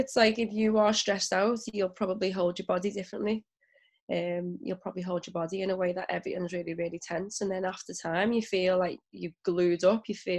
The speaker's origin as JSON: {"language": "English", "region": "England", "country": "United Kingdom", "tie": "born or raised there", "also_born_or_lived": "Ukraine / Ghana", "said": "so I'm mixed race and then my mum's white, my dad is black. And I grew up in England, the Ukraine and Ghana."}